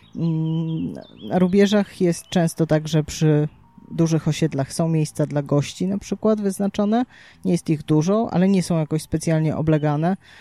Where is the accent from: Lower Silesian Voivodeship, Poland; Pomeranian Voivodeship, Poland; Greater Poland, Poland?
Pomeranian Voivodeship, Poland; Gdynia; u nas w Gdyni